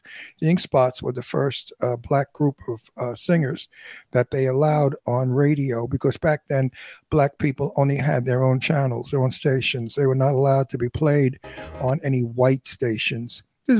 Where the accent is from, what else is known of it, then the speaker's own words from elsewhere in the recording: New York City, New York, United States; accent: New York; now in California, United States; I'm from Brooklyn.